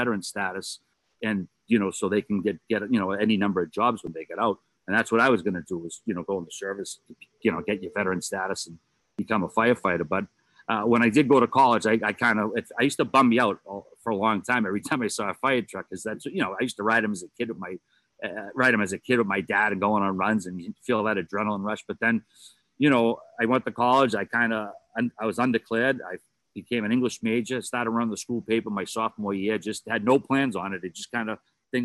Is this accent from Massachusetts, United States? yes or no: yes; Boston, Massachusetts, United States; I grew up, as we talk about on the show frequently, the Charlestown, Mass